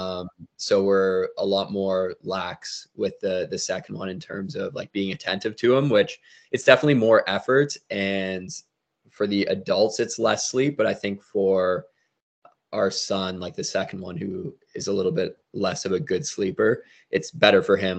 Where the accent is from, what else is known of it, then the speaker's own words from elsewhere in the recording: Toronto, Ontario, Canada; I was born in Toronto, Ontario, which is in Canada